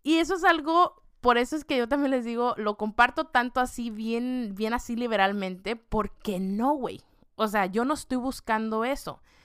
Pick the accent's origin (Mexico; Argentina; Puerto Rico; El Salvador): Mexico; con la comida que yo estoy acostumbrada, siendo mexicana